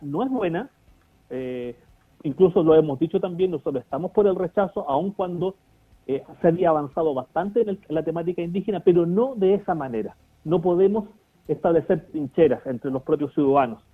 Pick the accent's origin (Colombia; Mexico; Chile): Chile; sentirnos parte de un, de un Estado, que el Estado chileno, ¿cierto? Pero reconociendo nuestros orígenes